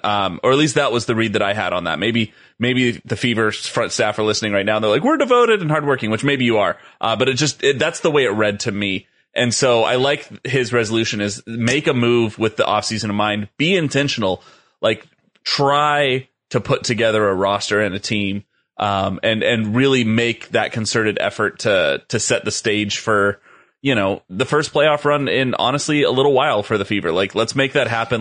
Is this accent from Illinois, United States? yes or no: no; Los Angeles, California, United States; growing up in Los Angeles